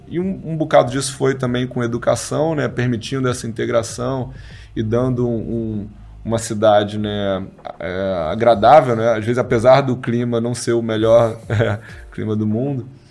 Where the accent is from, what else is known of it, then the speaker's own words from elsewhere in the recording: Rio de Janeiro, Brazil; also born or lived in São Paulo / London; eu sou carioca, então hoje já morei em São Paulo, já morei em Londres, mas hoje estou morando no Rio